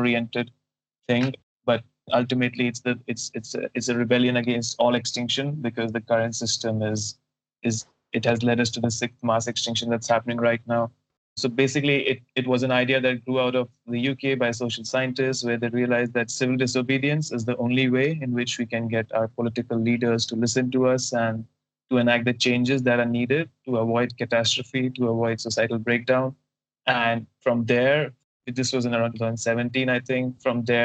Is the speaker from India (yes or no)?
yes; India; moved away as an adult; also born or lived in Netherlands; I'm an Indian